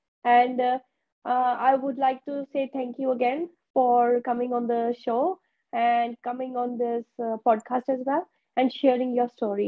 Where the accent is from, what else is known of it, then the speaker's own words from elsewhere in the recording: India; now in New Zealand; have never been back to India. And people ask me why. And I'm like, I don't like India.